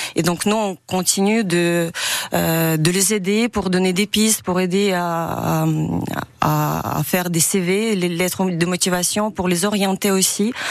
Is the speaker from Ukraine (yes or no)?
yes; Ukraine; French is a second language; moved away as an adult; now in France; moi, en tant qu'Ukrainien